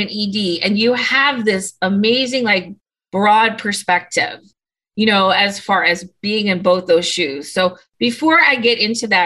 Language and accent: English; St. Louis, Missouri, United States; we're both from St. Louis